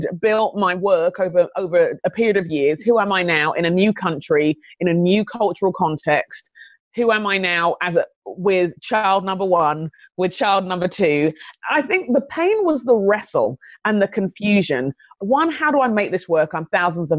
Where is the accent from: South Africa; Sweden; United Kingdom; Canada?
United Kingdom; London; moved away as an adult; also born or lived in Phoenix, Arizona; now in United States; I grew up in London, in England.